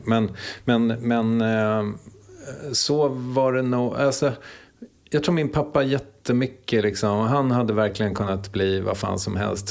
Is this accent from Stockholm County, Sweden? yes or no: no; Strängnäs, Södermanland, Sweden; also born or lived in Eskilstuna; Född på sjukhuset i Eskilstuna 1974. Eh, och växte upp i Strängnäs.